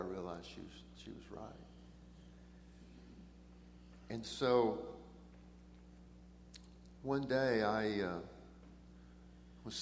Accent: Brazos River Valley, Texas, United States; also born or lived in Eldorado, Texas; I grew up in the Brazos River Valley

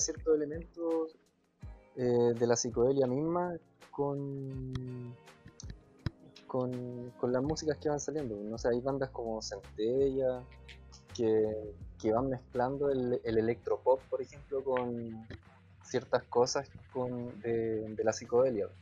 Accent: Chile; somos mestizos chilenos

